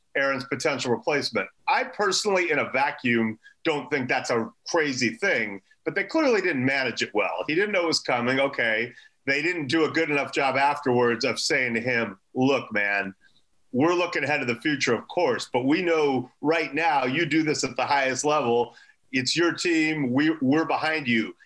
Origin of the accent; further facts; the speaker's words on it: Los Angeles, California, United States; I, am from a very nice part of Los Angeles, and you know, I, I didn't have a tough upbringing